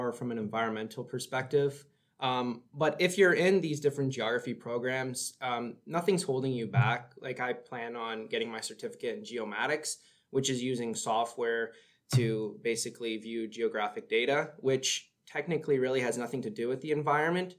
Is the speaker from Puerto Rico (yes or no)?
no; Port Perry, Ontario, Canada; moved away as an adult; now in North Bay, Canada; I come from Port Perry, which is an hour northeast of Toronto